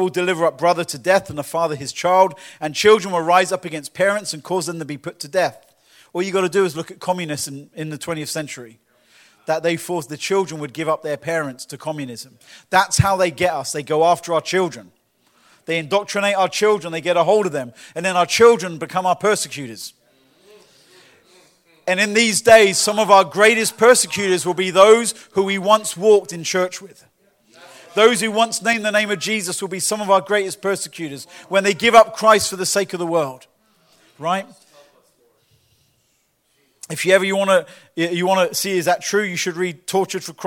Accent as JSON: {"language": "English", "area": "Lee-on-the-Solent", "region": "England", "country": "United Kingdom", "tie": "born or raised there", "moved": "yes", "lives_now": "Winter Garden, United States", "said": "my hometown, Leon-the-Saône in England, in the school that I used"}